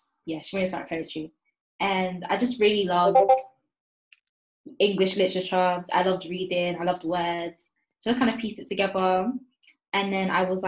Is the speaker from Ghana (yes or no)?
yes; Ghana; now in Essex, United Kingdom; I'm from Ghana. I live in Essex right now